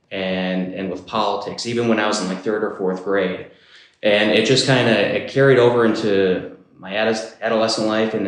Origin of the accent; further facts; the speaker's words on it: Marinette, Wisconsin, United States; moved away as an adult; now in Stevens Point, United States; I grew up in Marinette